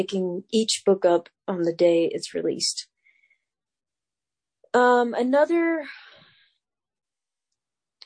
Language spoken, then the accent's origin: English; North Carolina, United States; North Carolina, my home state